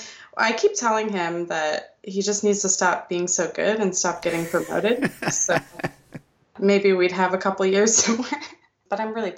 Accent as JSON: {"language": "English", "town": "Melbourne", "region": "Florida", "country": "United States", "tie": "born or raised there", "also_born_or_lived": "Toronto, Canada / New Jersey", "moved": "as an adult", "lives_now": "Memphis, United States", "said": "Melbourne, which is my hometown"}